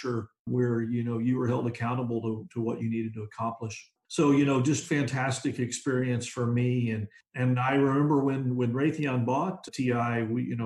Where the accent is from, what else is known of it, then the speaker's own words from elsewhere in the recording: south of San Antonio, South Texas, United States; I was actually born in South Texas and raised south of San Antonio, and went to a small school